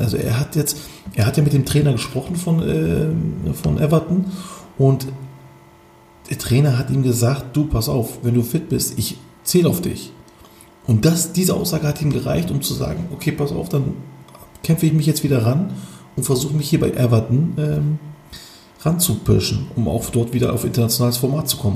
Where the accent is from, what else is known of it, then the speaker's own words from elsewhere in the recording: Turkey; Bei uns in der Türkei